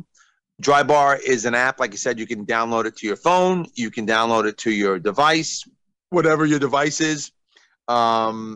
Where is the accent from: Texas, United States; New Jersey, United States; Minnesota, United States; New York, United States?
New York, United States; I'm from New York